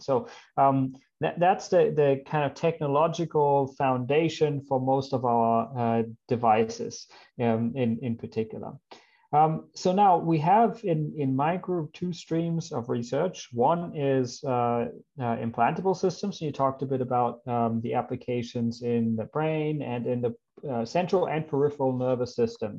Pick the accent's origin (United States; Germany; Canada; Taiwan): Germany; English is a second language; moved away as an adult; also born or lived in Australia; I come from Germany. Maybe you can see that from my name or hear it in my accent. Uh, that's where I grew up.